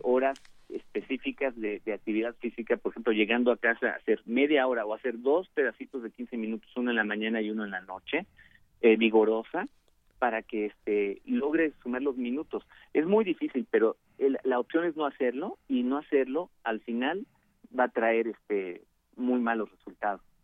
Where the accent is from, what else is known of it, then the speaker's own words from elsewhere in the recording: Mexico; como mexicanos